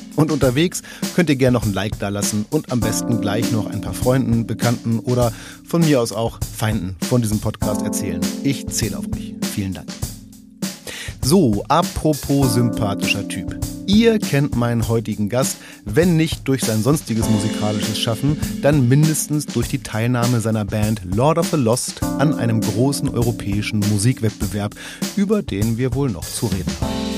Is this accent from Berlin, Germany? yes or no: no; Braunschweig area, Lower Saxony, Germany; ich komme ja so aus der, also sagen wir mal ganz grob Braunschweiger Ecke